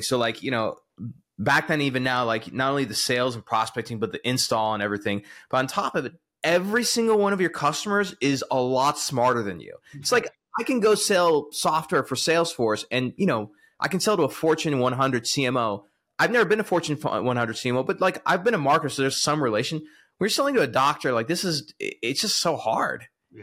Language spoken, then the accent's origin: English; the South, United States; I'm from the South